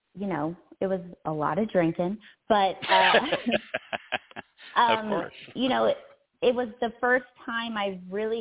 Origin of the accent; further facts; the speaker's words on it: Philadelphia, Pennsylvania, United States; I was born and raised in Philadelphia, which doesn't have a huge wine culture